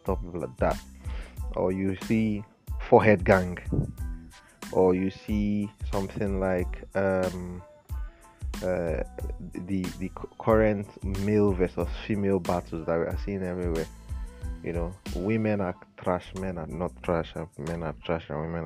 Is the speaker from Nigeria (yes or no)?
yes; Nigeria; in Nigeria here